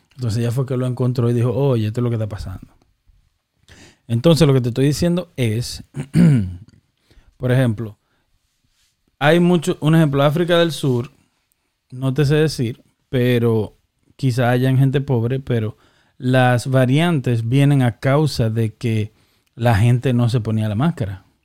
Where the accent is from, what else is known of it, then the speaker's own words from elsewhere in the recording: Dominican Republic; now in United States; creciendo en República Dominicana